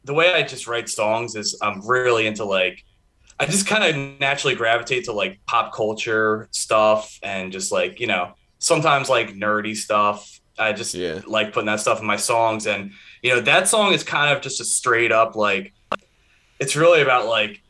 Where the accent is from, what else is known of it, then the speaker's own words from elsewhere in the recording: Philadelphia, Pennsylvania, United States; We are from Philadelphia. Philadelphia, PA